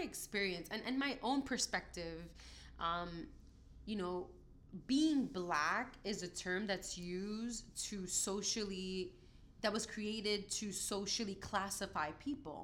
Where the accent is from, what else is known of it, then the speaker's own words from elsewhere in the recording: New York City, New York, United States; also born or lived in Dominican Republic; I was raised in Brooklyn